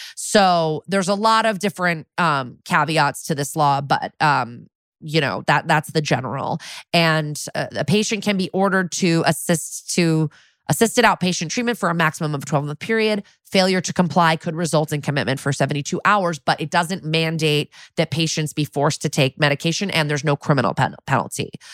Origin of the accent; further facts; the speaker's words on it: Connecticut, United States; my home state of Connecticut